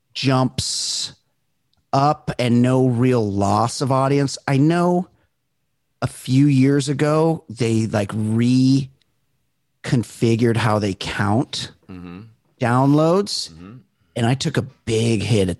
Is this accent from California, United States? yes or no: yes; California, United States; If you were growing up in Southern California and that was going on, that shit was on the fucking news every single night.